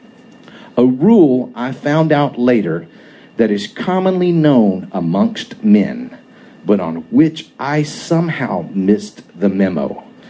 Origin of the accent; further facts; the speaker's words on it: the South, United States; I grew up pretty redneck in the South